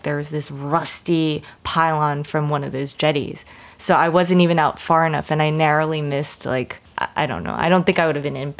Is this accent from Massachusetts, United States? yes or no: yes; Massachusetts, United States; I'm from Massachusetts. Like, those are my home waters